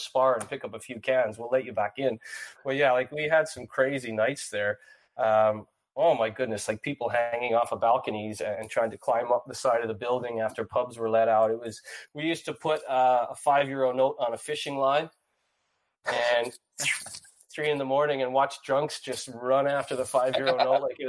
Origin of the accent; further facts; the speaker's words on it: St. John's, Newfoundland and Labrador, Canada; moved away as an adult; now in Dublin, Ireland; I grew up in St. John's, Newfoundland